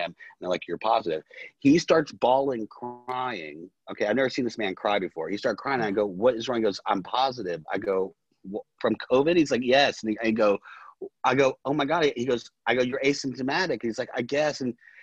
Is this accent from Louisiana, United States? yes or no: yes; New Orleans, Louisiana, United States; now in Los Angeles, United States; I'm originally from New Orleans